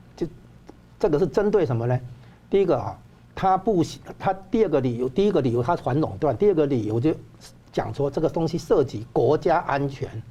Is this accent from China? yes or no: no; Taiwan; 我们台湾人